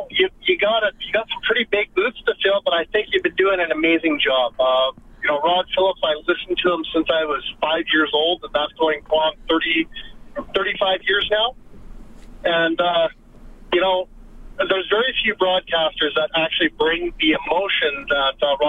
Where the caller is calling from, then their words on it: Calgary, Alberta, Canada; Well, I'm just calling from Calgary right now on Deerfoot, and I was listening to your show.